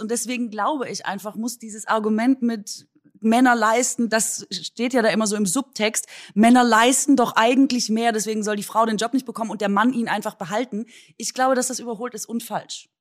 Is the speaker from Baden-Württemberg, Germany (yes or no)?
yes; Swabia, Baden-Württemberg, Germany; an meine Heimat erinnert mich, also Linsen und Spätzle ist natürlich unser Vorzeigegericht